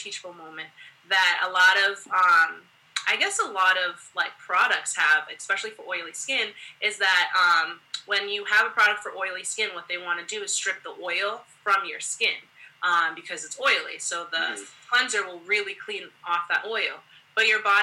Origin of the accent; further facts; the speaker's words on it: United States; I am Haitian American, first generation in the States, and, you know, my mom and my dad, they grew up in Haiti